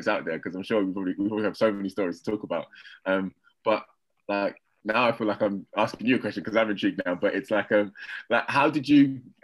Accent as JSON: {"language": "English", "country": "United Kingdom", "also_born_or_lived": "Hungary", "said": "I'm part Hungarian as well as I am British"}